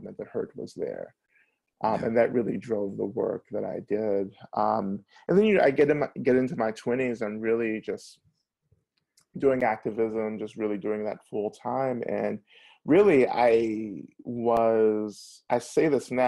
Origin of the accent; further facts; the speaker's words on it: the South, United States; I grew up in the South, so I'm really influenced by Southern culture